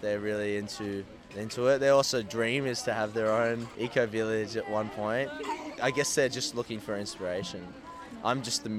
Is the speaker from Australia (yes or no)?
yes; Sydney, New South Wales, Australia; from Sydney